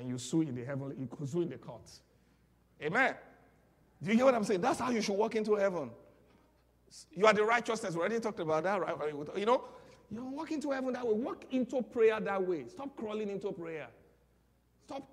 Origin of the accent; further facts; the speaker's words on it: Nigeria; accent: Nigerian; moved away; I'm speaking my Nigerian accent because that's where I'm from